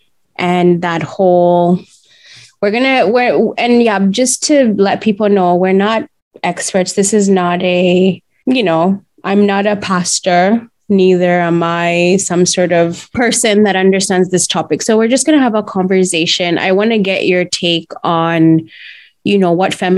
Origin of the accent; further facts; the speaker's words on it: Uganda; I grew up in Uganda